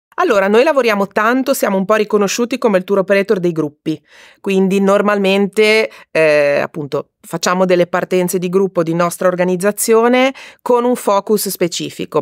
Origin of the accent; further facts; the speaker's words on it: Liguria, Italy; Io sono Ligure di origine e adoro valorizzare il mio territorio